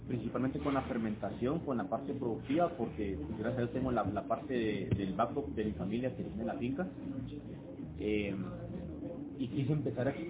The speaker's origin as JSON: {"language": "Spanish", "town": "Guatemala City", "region": "Guatemala Department", "country": "Guatemala", "tie": "born or raised there", "said": "nací aquí en Guatemala, en la ciudad. Mi papá viene de San Martín Peque en Chimaltenango, y mi mamá de Chiquimul."}